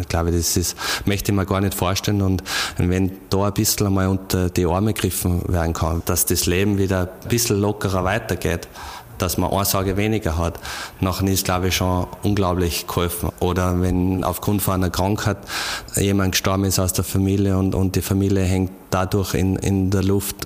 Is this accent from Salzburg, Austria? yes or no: yes; Radstadt, Salzburg, Austria; now in Innsbruck, Austria; in meine Heimat nach Radstadt